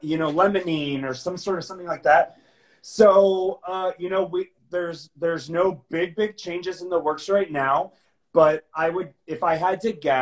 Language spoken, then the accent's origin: English; United States; also born or lived in Chicago; I'm American.